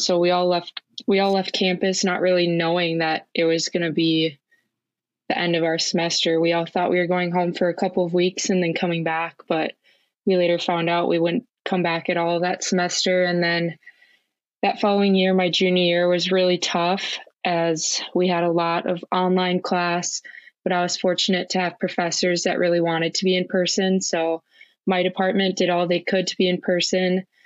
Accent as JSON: {"language": "English", "town": "Eagan", "region": "Minnesota", "country": "United States", "tie": "born or raised there", "said": "I grew up in Eagan, Minnesota, which is a suburb of the Twin Cities."}